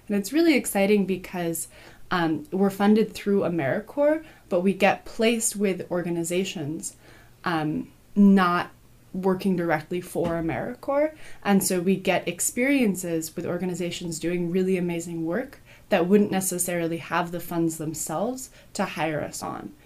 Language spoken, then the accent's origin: English; Berkeley, California, United States; I grew up in Berkeley too.